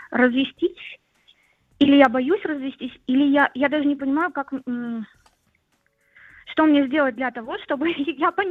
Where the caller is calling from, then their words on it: Saint Petersburg, Russia; я из Питера.